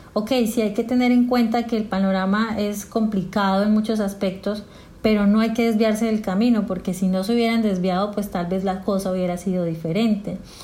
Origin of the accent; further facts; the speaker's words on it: Colombia; moved away as an adult; also born or lived in Bogotá, Colombia / Medellín, Colombia; now in Peru; soy colombiana